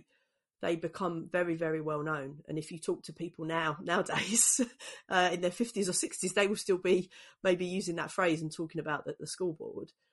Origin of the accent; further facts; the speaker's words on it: London, United Kingdom; when I was growing up in East London in the 80s and 90s